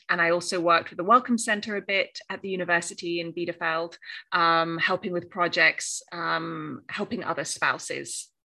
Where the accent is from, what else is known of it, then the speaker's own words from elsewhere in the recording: Cornwall, South West England, United Kingdom; first language English; moved away as an adult; also born or lived in Australia / New York; now in Graz, Austria; Yeah, I'm from Cornwall. Uh, that's the southwest of England, so surrounded by the sea.